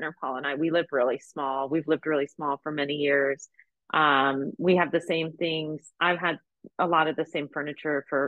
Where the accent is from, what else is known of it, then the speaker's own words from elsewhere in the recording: United States; being an American